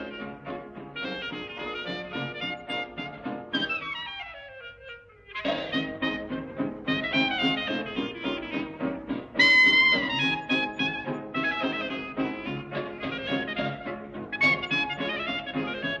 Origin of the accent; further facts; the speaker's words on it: Maine, United States; I was born and raised